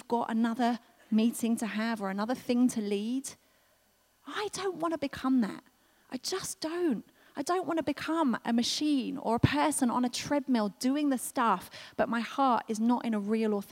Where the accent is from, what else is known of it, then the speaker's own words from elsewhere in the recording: United Kingdom; we're so British